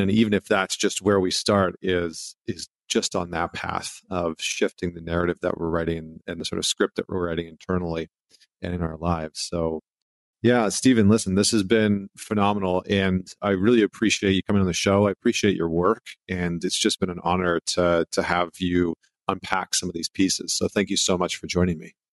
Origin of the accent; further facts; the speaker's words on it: Canada; being a Canadian boy